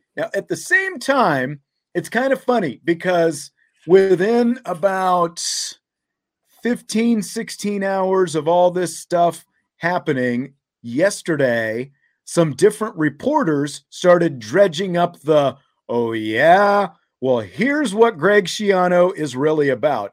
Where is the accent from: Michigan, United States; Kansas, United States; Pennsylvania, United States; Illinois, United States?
Kansas, United States; when I grew up in Kansas